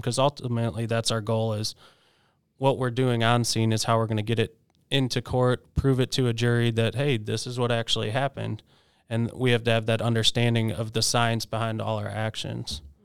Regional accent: Chicago, Illinois, United States; moved away; also born or lived in West Virginia / Washington, D.C.; I did grow up in Chicago

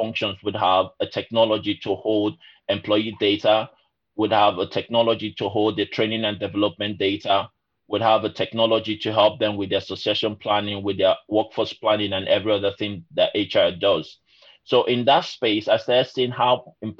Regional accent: Nigeria; moved away as an adult; also born or lived in Lincoln, United Kingdom / Glasgow, United Kingdom; now in United Kingdom; So originally I'm from Nigeria, but also I'm British as well

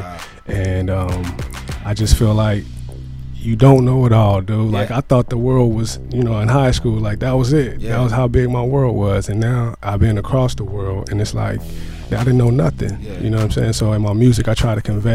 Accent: Compton, California, United States; also born or lived in Rialto, California; I come from Compton, man. Did a little time in Rialto, too.

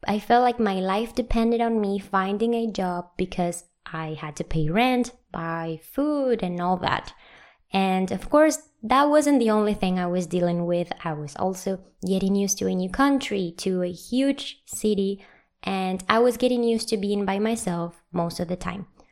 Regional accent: Venezuela; moved away as an adult; also born or lived in Santiago, Chile; I moved from my home country, Venezuela

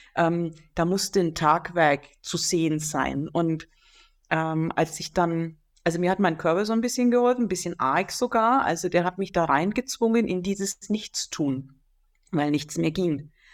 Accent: Franconia, Bavaria, Germany; moved away; in die alte Heimat zurückgeführt worden zu sein, nach Franken, wo ich geboren bin

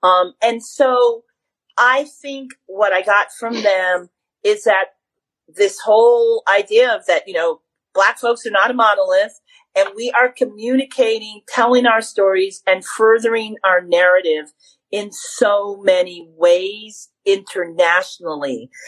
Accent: United States; also born or lived in Harlem, New York / Connecticut; I grew up between Harlem and Connecticut.

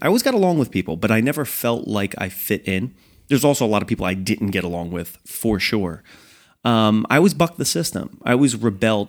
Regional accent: New York, United States; moved away; also born or lived in New Jersey; I grew up in New York

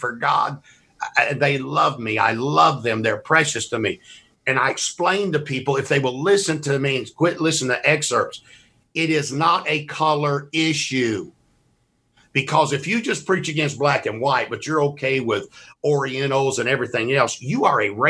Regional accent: Mississippi, United States; I'm from Mississippi.

